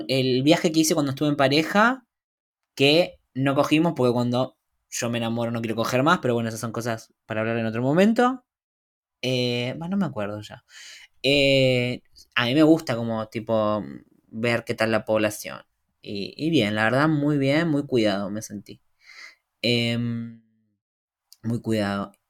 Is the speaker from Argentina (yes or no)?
yes; Argentina; Soy argentino